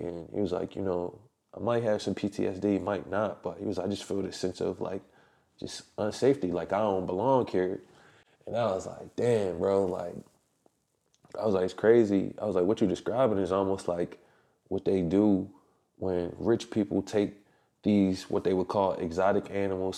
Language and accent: English; Philadelphia, Pennsylvania, United States; my hometown of Philly